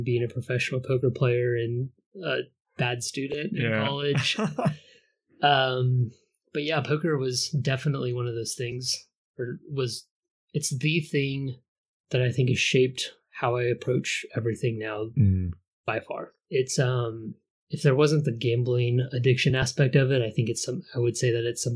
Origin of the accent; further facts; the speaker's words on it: Dallas, Texas, United States; I was born in Dallas.